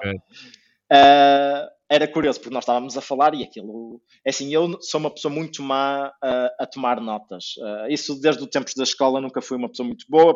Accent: Porto, Norte, Portugal; moved away as an adult; also born or lived in England; now in Azores, Portugal; sou do Porto

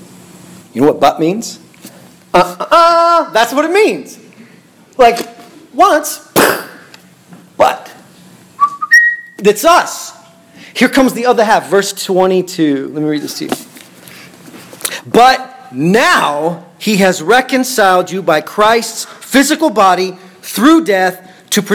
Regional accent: Bartlesville, Oklahoma, United States; I was born in Bartlesville, Oklahoma.

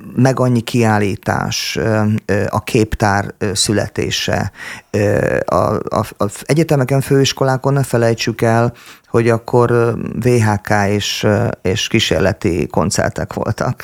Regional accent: Szombathely, Vas, Hungary; moved away as an adult; also born or lived in Budapest; now in Martonvásár, Hungary; egy lakótelepen nőttem fel most az éppen aktuális producertársammal, a Kovács Tibivel

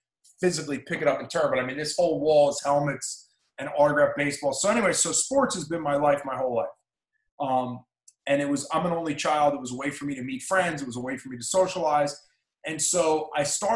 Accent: New Jersey, United States; moved away; I grew up in South Jersey with my father

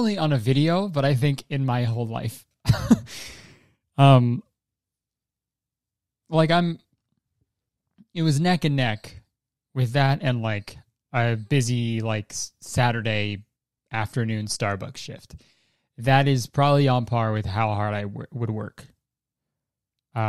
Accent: Canada; I'm Canadian

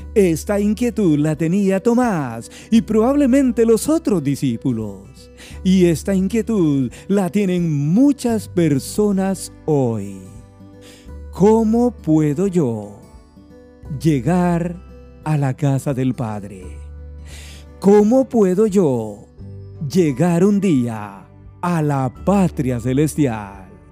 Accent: Guatemala; mi país Guatemala

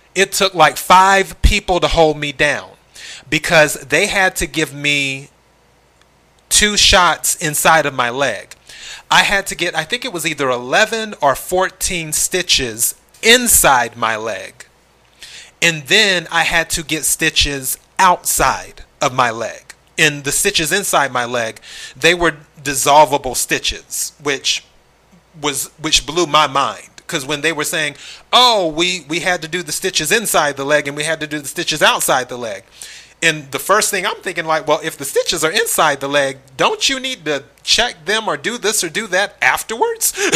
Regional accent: South Carolina, United States; moved away; I'm originally from the South, South Carolina to be exact.

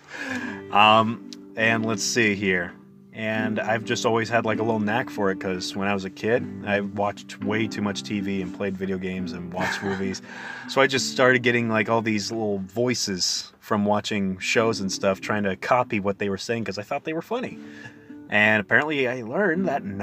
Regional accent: Lehi, Utah, United States; I'm from a town called Lehi, Utah.

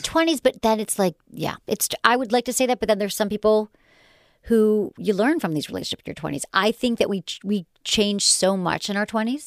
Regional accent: Michigan, United States; accent: Michigan; my Michigan accent

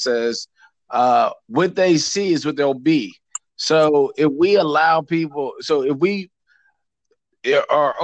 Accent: Greenbelt, Maryland, United States; also born or lived in Northwest Washington, D.C.; I grew up in Northwest. I grew up in Greenbelt in an apartment complex by Beltway Plaza

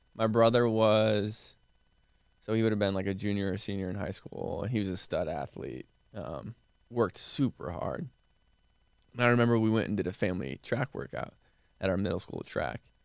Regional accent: Midwest, United States; now in Austin, United States; growing up in the Midwest

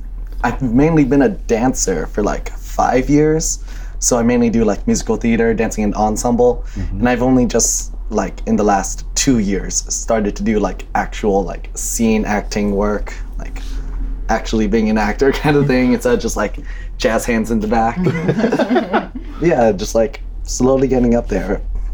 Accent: Philippines; I'm Filipino, by the way, if you guys don't know.

